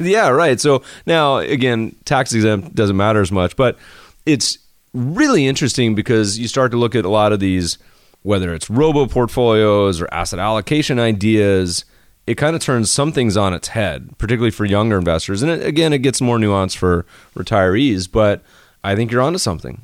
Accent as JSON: {"language": "English", "town": "Winston-Salem", "region": "North Carolina", "country": "United States", "tie": "born or raised there", "moved": "yes", "lives_now": "Los Angeles, United States", "said": "my hometown in Winston Salem"}